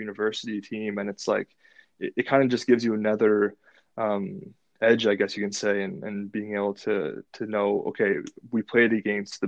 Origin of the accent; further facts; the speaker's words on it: Ottawa, Ontario, Canada; I wanted to play in my hometown